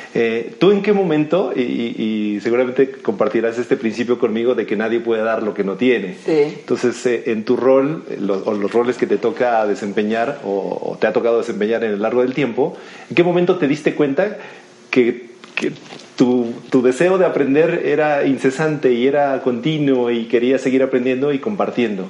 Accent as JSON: {"language": "Spanish", "country": "Mexico", "said": "yo como mexicano"}